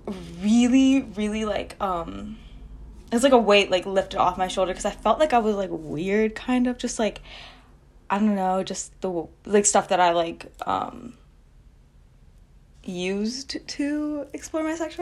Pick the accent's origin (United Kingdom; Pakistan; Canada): Pakistan; I come from a pretty traditional household. I'm Muslim. And I'm Pakistani